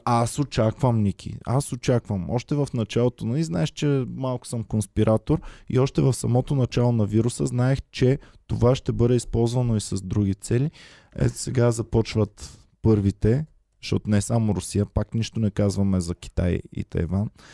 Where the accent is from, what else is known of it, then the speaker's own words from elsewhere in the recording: Bulgaria; аз като човек в българин